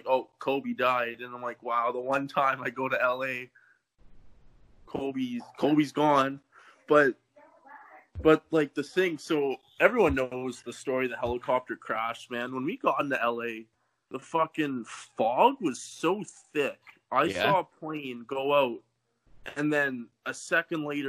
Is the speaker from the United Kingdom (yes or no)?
no; Canada; I'm from Canada.